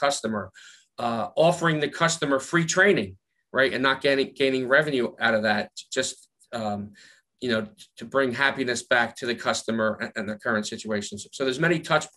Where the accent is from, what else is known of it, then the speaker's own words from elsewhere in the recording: Philadelphia, Pennsylvania, United States; accent: Philly; my Philly accent